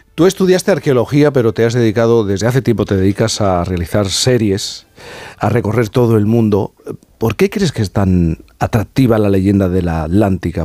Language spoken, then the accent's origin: Spanish; Jerez de la Frontera, Andalusia, Spain; yo soy de Jerez de la Frontera y en el colegio me hablaban de los tartesos